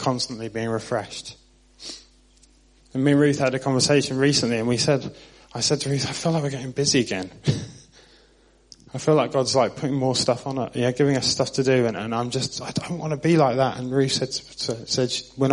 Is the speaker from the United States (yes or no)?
no; Southampton, South East England, United Kingdom; moved away; I'm from Southampton on the South Coast.